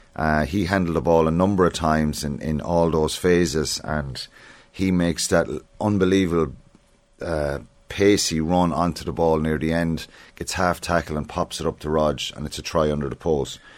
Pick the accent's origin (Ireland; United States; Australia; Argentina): Ireland; as Irish people